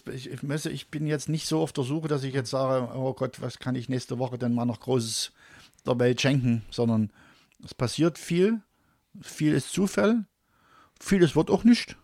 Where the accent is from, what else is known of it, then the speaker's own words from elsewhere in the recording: Leipzig-North/Delitzsch area, northern Saxony, Germany; also born or lived in Dresden; now in Döbeln, Germany; ich komme ja eigentlich aus dem Norden von Sachsen, mhm. also aus dem, aus den Leipzig-Nord-Delitscher-Gebiet, genau. da komme ich eigentlich her.